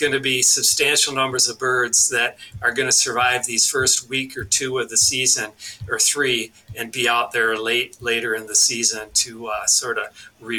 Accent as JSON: {"language": "English", "region": "Wisconsin", "country": "United States", "tie": "born or raised there", "moved": "yes", "lives_now": "Minnesota, United States", "said": "some guys from my hometown in Wisconsin called me"}